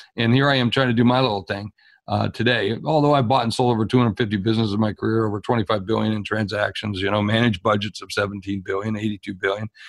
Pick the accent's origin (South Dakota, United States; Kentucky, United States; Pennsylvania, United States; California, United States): South Dakota, United States; I'm from South Dakota, and for a long time I've operated inside the borders of South Dakota